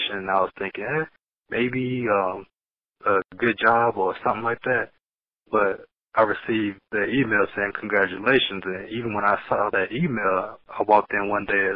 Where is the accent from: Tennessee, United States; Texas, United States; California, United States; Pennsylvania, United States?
Tennessee, United States; Knoxville; also born or lived in Marietta, Georgia; my first memories were here in Knoxville. East Knoxville is pretty much where I was raised at.